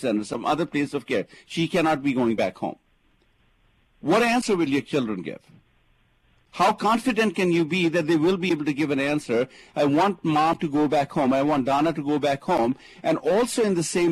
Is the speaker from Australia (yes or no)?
no; India; now in United States; I come from India